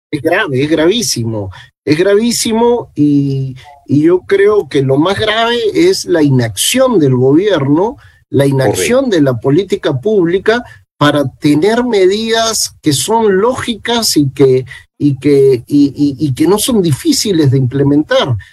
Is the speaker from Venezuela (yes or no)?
no; Peru